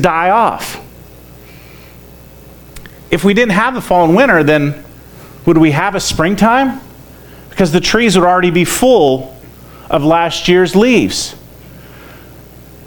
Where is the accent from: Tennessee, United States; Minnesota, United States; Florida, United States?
Florida, United States; I grew up in Florida